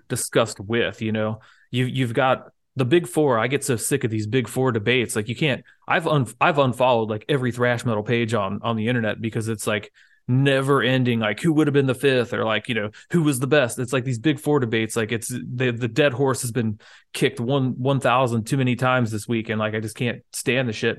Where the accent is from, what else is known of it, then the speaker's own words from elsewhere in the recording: United States; as an American